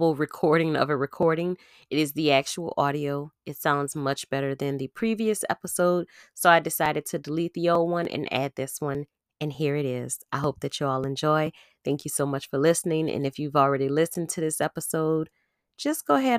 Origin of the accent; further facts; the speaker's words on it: outskirts of New Orleans, Louisiana, United States; I am from Louisiana. I'm from a place that's on the outskirts of New Orleans